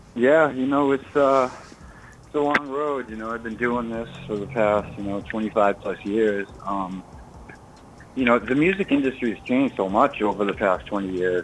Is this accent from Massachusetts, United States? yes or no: yes; Burlington, Massachusetts, United States; I'm originally from Burlington, Massachusetts.